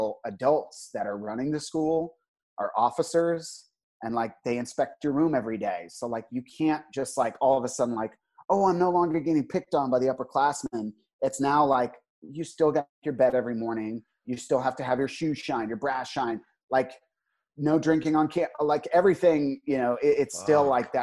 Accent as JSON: {"language": "English", "region": "Northern Virginia", "country": "United States", "tie": "born or raised there", "said": "when you grow up in Northern Virginia"}